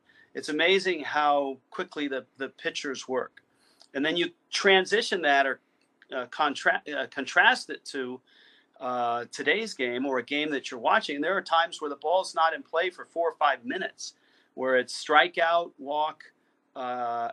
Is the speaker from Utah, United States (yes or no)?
no; Bay Area, California, United States; when I was a kid growing up in the Bay Area